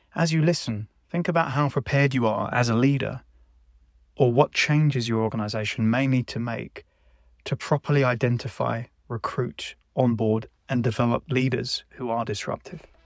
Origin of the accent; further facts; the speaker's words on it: London, United Kingdom; a poor boy from Shepherd's Bush